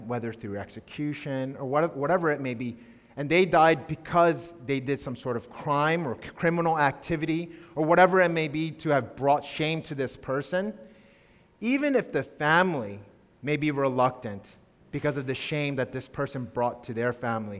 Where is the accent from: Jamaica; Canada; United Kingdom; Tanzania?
Tanzania; I grew up in Tanzania, or at least 6 years of my life.